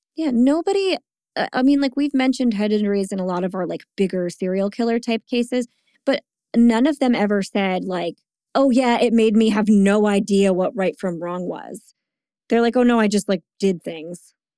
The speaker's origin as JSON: {"language": "English", "town": "Bordentown", "region": "New Jersey", "country": "United States", "tie": "born or raised there", "said": "my hometown"}